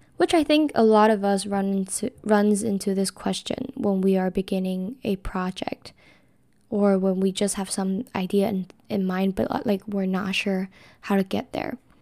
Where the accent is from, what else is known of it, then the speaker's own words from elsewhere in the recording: Taiwan; moved away as an adult; now in San Diego, United States; I am from Taiwan, which is very, very far away from U C S D